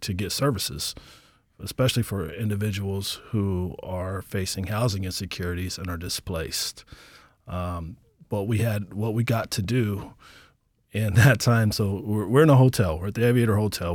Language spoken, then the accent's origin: English; Portland, Oregon, United States; also born or lived in Birmingham, Alabama; now in Anchorage, United States; I was born in Birmingham, Alabama, raised in Portland, Oregon, and I've lived here in Anchorage, Alaska for about twenty years